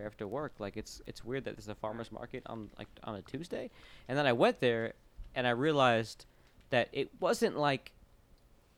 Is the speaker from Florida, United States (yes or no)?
yes; Orlando, Florida, United States; now in Nashville, United States; I grew up in Orlando, which is very spread out